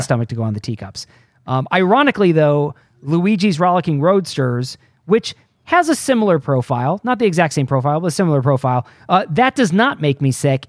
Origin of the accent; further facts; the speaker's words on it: outside of Detroit, Michigan, United States; grew up outside of Detroit